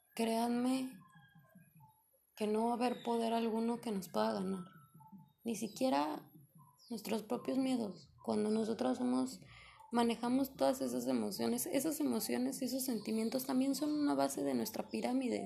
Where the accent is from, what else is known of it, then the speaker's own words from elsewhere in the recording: Mexico; yo soy de México